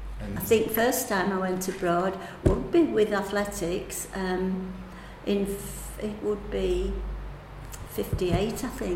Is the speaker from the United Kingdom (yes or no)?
yes; United Kingdom; You know, you don't often get that, and we're two British in the same final, do you?